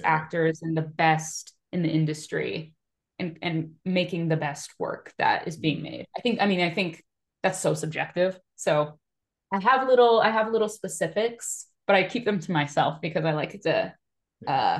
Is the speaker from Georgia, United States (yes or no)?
no; Seattle, Washington, United States; I'm a nobody from Seattle